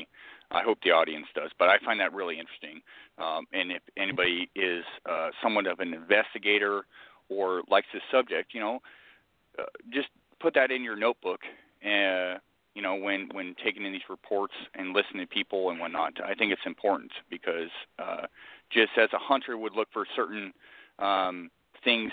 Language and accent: English; Southern California, United States; I'm from Southern California